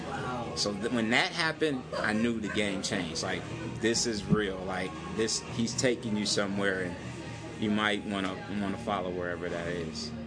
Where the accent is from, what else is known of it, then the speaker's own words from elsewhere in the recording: Saginaw, Michigan, United States; moved away as an adult; now in Las Vegas, United States; I'm originally from Saginaw, Michigan. I've been in Las Vegas for uh, nine years now